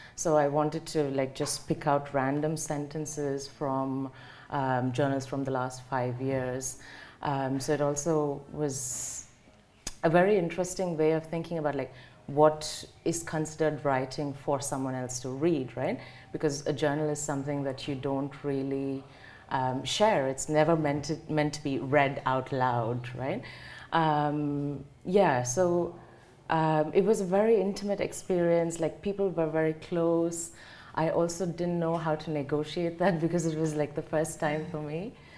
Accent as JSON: {"language": "English", "region": "South India", "country": "India", "tie": "born or raised there", "moved": "as an adult", "lives_now": "Germany", "said": "it has a map of the southern part of India, and she has marked my hometown"}